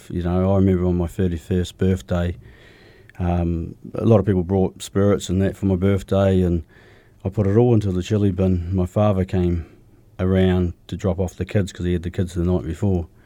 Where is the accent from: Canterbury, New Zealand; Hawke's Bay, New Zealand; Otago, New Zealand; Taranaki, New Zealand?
Otago, New Zealand; Milton; also born or lived in Riverton / Dunedin; Yeah, I grew up down south. I was um, just out of Dunedin. I was born in Milton.